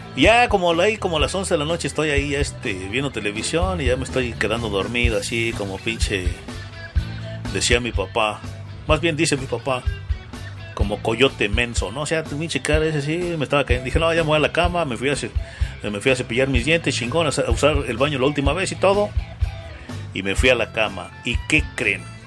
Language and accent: Spanish; Mexico; que tenemos los mexicanos